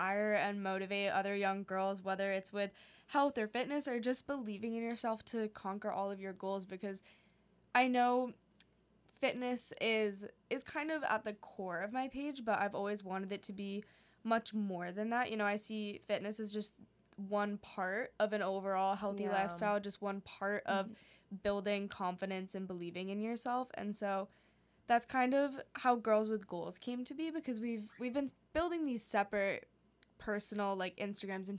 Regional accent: New Hampshire, United States; also born or lived in Hong Kong; we moved when we were 10 and then did, like, fifth grade and middle school in an international school in Hong Kong. And then we came back to New Hampshire for high school

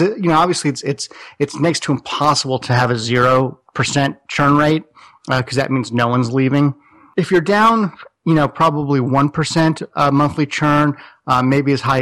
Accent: Los Angeles, California, United States; also born or lived in Silicon Valley; I'm from Los Angeles

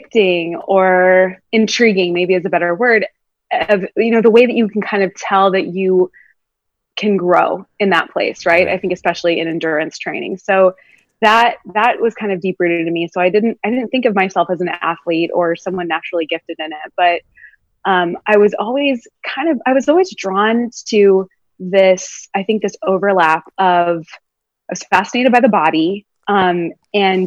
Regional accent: California, United States; moved away as an adult; now in Brooklyn, United States; I grew up in California

